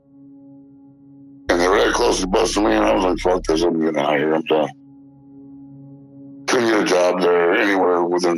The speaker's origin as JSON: {"language": "English", "region": "Michigan", "country": "United States", "moved": "as an adult", "said": "I moved away from Michigan in 96, 97, and I came back because my dad said I could have a house"}